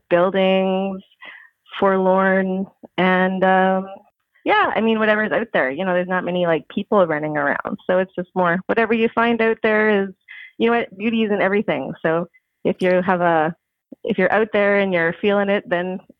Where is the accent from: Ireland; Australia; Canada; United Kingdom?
Canada; Ontario; also born or lived in Steinbach, Manitoba / Saskatchewan; I was born in Steinbach, Manitoba, and then we moved when I was younger to Ontario, and then in uh, 1980 to Saskatchewan, where I grew my love of the prairies.